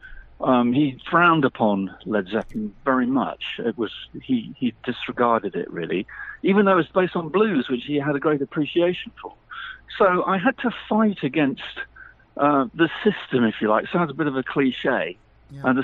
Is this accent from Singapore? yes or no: no; the Midlands, England, United Kingdom; I was born in the Midlands in England, which is sort of 120 miles above London